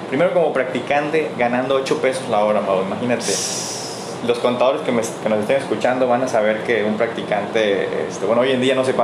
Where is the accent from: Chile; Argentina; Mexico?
Mexico; Chiapas; also born or lived in Tenosique, Tabasco; now in Mérida, Mexico; Tengo más de 15 años aquí en, en Mérida, entonces yo nací en Emiliano, en Tabasco, en Tenosique, Tabasco, ahí nací, luego me fui a, mi familia fue a radicar a Chiapas, un lugar de Chiapas